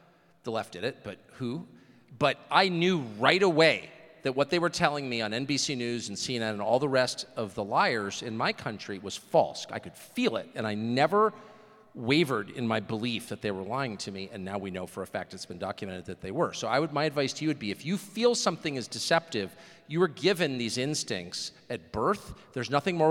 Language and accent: English; Washington, District of Columbia, United States; I'm from Washington.